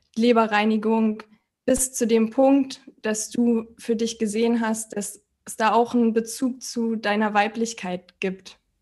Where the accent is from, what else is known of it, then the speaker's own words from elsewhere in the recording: Berlin, Germany; ich komme aus Berlin und bin noch 31